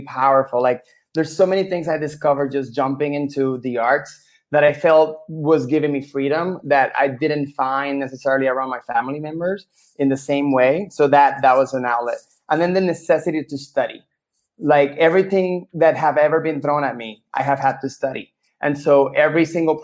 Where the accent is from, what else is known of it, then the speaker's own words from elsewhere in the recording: Puerto Rico; moved away; I grew up in Puerto Rico, of course, and like, I started doing theater in public school